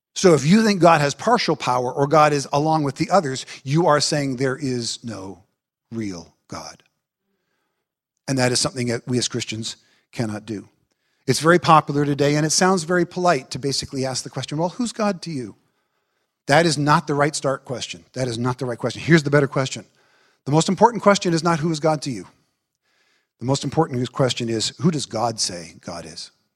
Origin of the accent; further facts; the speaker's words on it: United States; I am an American